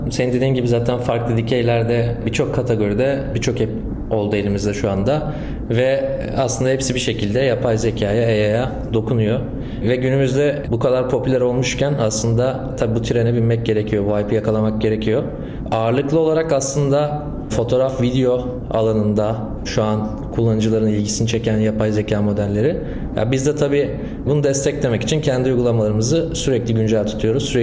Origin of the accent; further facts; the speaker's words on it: İzmir, Turkey; İzmirliyim. Eğitim hayatımı da İzmir'de geçirdim. İzmir Yüksek Teknoloji Üstü Bilgisayar Mühendisliğinden mezunum.